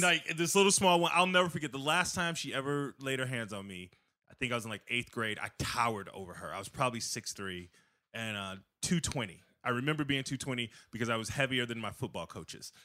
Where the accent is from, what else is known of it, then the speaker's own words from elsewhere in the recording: Aurora, Illinois, United States; also born or lived in South Side, Chicago; now in Naperville, United States; I'm from South Side, but I grew up mostly in the suburbs.